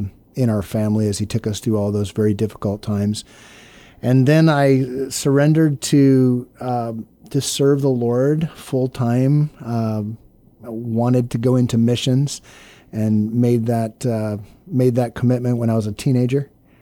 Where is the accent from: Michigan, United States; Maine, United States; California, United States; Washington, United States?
Maine, United States; Brooks; My dad, when I was born, was a church planter in the state of Maine, a little village called Brooks, Maine. And so you know, I grew up under the sound of the gospel